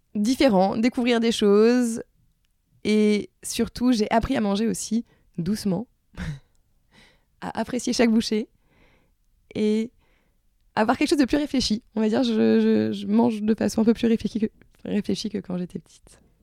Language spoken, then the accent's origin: French; La Rochelle, Nouvelle-Aquitaine, France; also born or lived in Strasbourg; now in Paris, France; je suis née à La Rochelle. Euh, j'ai habité pendant 9 ans à Strasbourg et je suis revenue à La Rochelle.